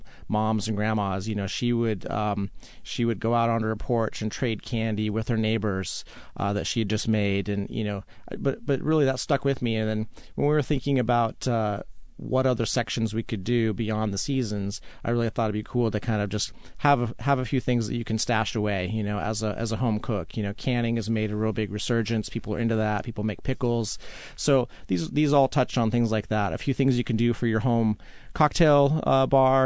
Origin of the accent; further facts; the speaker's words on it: Utah, United States; I grew up, I grew up in Utah